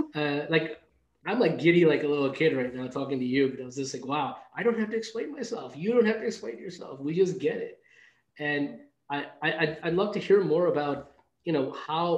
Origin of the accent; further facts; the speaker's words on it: New York City, New York, United States; also born or lived in India; I grew up in New York City